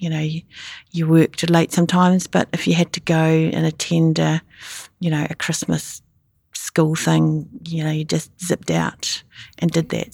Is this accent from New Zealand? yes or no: yes; New Zealand; moved away; also born or lived in Sydney; I'm a Kiwi